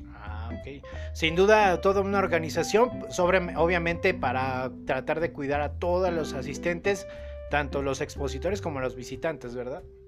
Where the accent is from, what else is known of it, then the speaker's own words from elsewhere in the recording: Aguascalientes, Mexico; nosotros que somos de acá de Aguascalientes